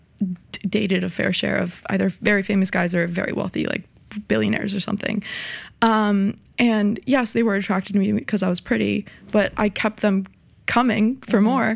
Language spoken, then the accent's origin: English; Miami, Florida, United States; I was born and raised in Miami, so I've seen it all my life